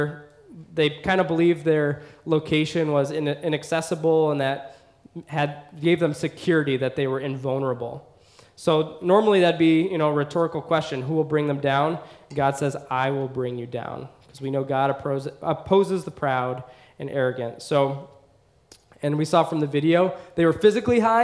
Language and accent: English; United States; as an American in America